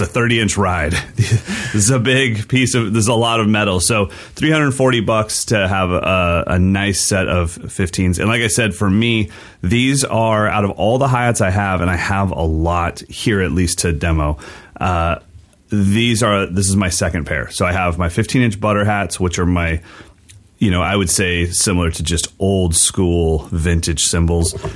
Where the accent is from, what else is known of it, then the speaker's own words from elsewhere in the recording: West Coast, United States; I'm a West Coast kid that's not growing up in Philly.